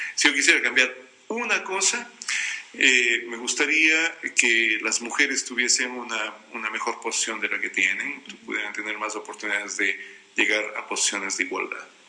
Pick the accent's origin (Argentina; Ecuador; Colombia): Ecuador; Cuenca, Azuay